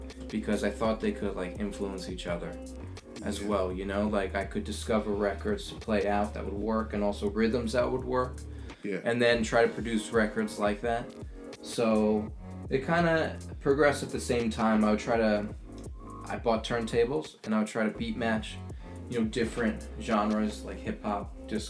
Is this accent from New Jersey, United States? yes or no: yes; Fair Lawn, New Jersey, United States; From Fairlawn.